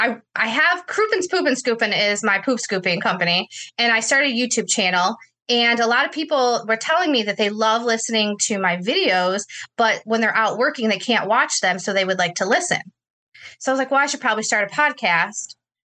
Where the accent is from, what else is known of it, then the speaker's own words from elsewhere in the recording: Inkster, Michigan, United States; Yeah, I am from Michigan.